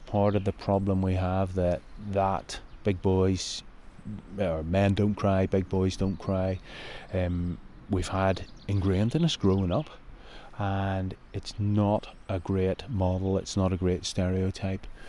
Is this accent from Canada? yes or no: no; Northern Ireland, United Kingdom; moved away; growing up in Northern Ireland